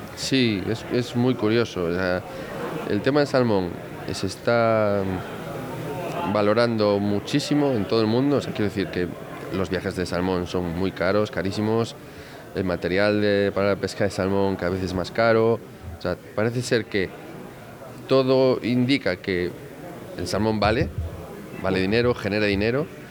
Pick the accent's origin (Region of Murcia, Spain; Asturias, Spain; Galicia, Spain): Galicia, Spain; como buen gallego